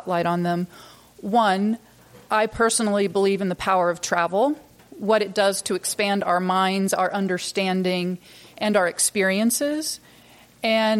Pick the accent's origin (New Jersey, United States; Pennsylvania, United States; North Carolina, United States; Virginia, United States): North Carolina, United States; Rockingham County; moved away as an adult; also born or lived in Durham, North Carolina / Tampa Bay, Florida / Washington, D.C. / Manhattan, New York; I grew up here in North Carolina in Rockingham County on a tobacco farm, down a dirt road, and went to Chapel Hill